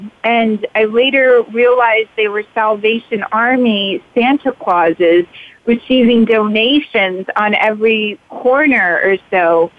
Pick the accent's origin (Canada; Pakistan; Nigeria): Pakistan; I was born in Pakistan right around this time. My father started watching Elvis movies and Bob Hope movies. We were one of the first homes in our village to have television.